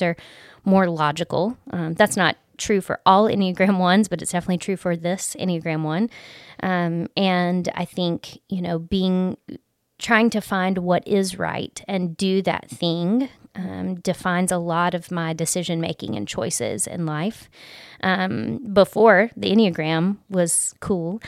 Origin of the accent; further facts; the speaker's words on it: Gulf Coast, Alabama, United States; I grew up on the Gulf Coast in Alabama